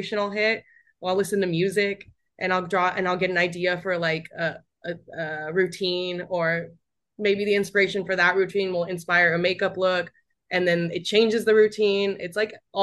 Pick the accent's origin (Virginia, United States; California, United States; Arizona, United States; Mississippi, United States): Arizona, United States; moved away; also born or lived in New York; I'm from Arizona